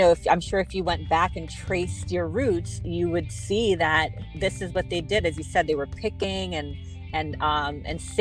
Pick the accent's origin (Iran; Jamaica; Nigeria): Jamaica; now in United States; I'm Jamaican too.